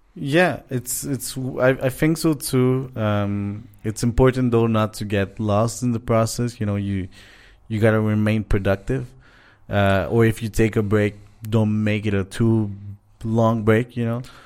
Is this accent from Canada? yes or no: yes; Montreal, Quebec, Canada; moved away as an adult; now in Mexico; we're from Montreal